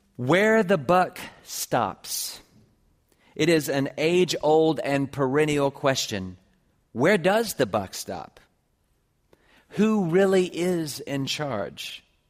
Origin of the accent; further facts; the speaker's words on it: Columbia, South Carolina, United States; moved away; I grew up with her in Columbia, South Carolina